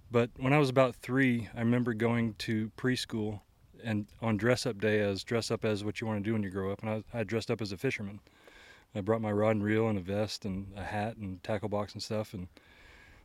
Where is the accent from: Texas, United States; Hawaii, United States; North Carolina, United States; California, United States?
Texas, United States; Houston; also born or lived in Norway / Mississippi; grew up in the Houston, Texas area